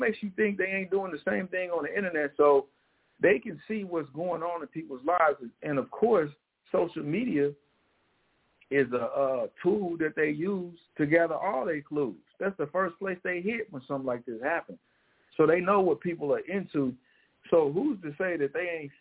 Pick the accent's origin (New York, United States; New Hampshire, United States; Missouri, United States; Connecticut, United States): Missouri, United States; St. Louis; moved away; the school shooting in my hometown